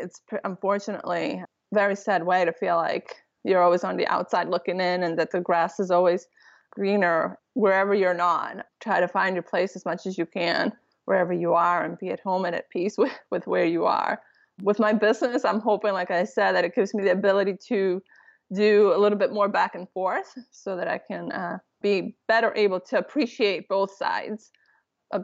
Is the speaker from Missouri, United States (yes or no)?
no; Boston, Massachusetts, United States; And I'll be like, oh, I'm from Boston.